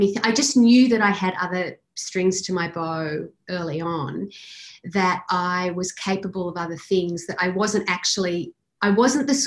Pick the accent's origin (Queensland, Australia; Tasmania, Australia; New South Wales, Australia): New South Wales, Australia; Sydney; moved away as an adult; now in Melbourne, Australia; I'm from Sydney and I'd moved to Melbourne